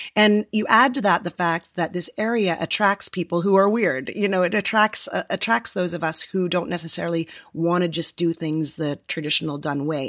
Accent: a suburb of Toronto, Ontario, Canada; moved away as an adult; also born or lived in Los Angeles, United States; now in San Francisco Bay Area, United States; I grew up in a suburb of Toronto

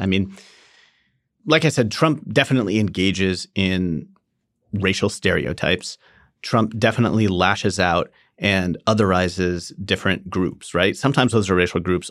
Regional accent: Orange County, California, United States; I grew up in Orange County, California

